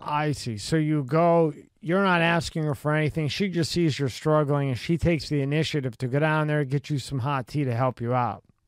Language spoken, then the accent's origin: English; Philadelphia, Pennsylvania, United States; I grew up in Philadelphia